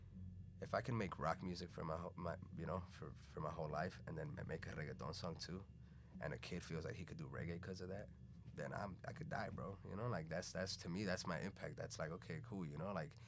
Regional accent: Venezuela; English is a second language; now in United States; Maybe because I came from Venezuela and it was like a big culture shock and I knew that there was something else.

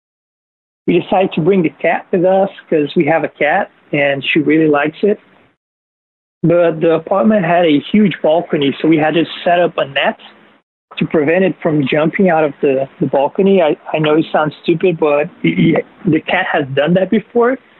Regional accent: Brazil; I'm actually from Brazil

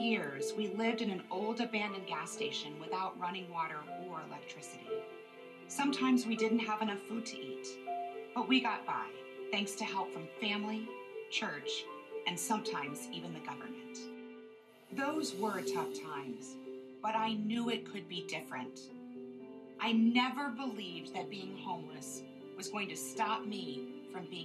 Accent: Tucson, Arizona, United States; I was born in Tucson and started out in the middle class

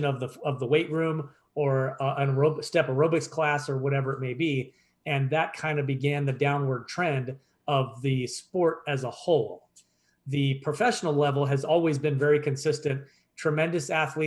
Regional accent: Pennsylvania, United States; moved away; my hometown back in Pennsylvania

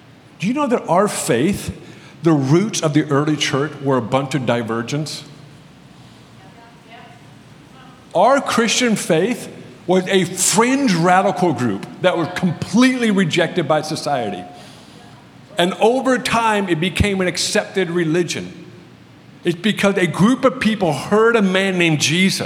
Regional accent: United States; I'm obviously an American

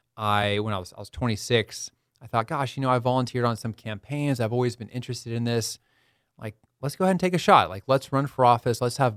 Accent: San Diego, California, United States; So I was born and raised in the San Diego area.

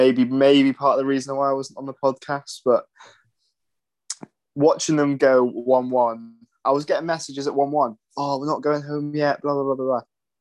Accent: Scotland, United Kingdom; Saying I'm Scottish, that was the most satisfying game I've ever...

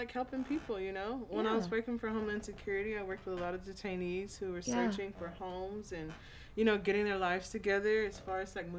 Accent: Gina, Louisiana, United States; moved away as an adult; now in San Marcos, United States; I'm from Gina, Louisiana.

